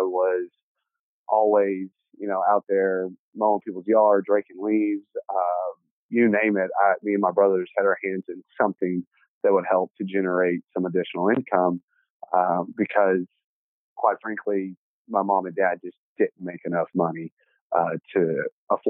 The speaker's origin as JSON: {"language": "English", "town": "Dallas", "region": "Texas", "country": "United States", "tie": "born or raised there", "said": "I was born and raised here in Dallas. Started out in Oak Cliff"}